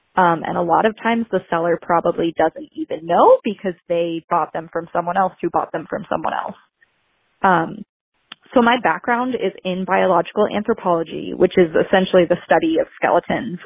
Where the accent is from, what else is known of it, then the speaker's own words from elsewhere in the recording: Salem, Massachusetts, United States; I'm from Salem, Massachusetts, a very spooky town